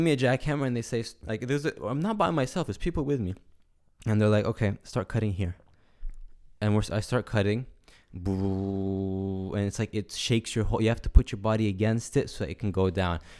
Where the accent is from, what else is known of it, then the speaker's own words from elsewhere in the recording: United States; I'm American